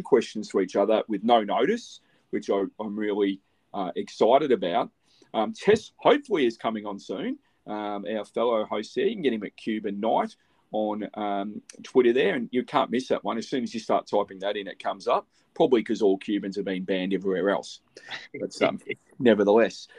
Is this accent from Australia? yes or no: yes; Australia; as an Aussie